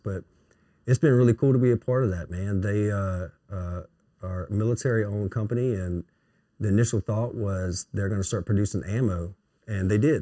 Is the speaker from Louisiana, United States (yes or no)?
yes; Melville, Louisiana, United States; I'm from Melville